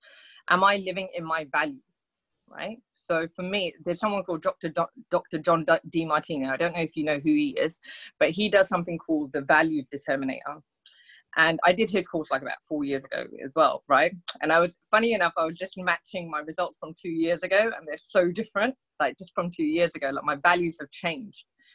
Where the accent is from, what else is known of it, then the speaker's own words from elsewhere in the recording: United Kingdom; We're Indian. We don't climb mountains. Like, we're from the UK